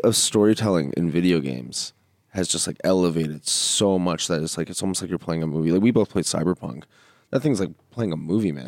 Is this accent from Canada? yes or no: yes; Canada; us Canadians